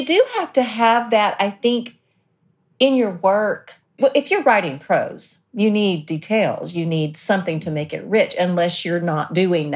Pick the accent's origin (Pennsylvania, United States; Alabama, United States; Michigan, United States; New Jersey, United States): Alabama, United States; South; we grew up in South Alabama